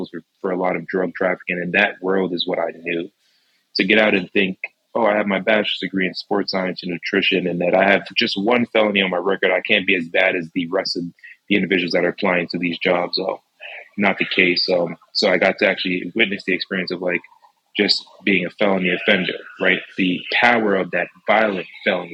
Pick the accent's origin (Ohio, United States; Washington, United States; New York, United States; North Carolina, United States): New York, United States; Mount Vernon; I'm from Westchester County, born and raised here, grew up in Mount Vernon Hospital.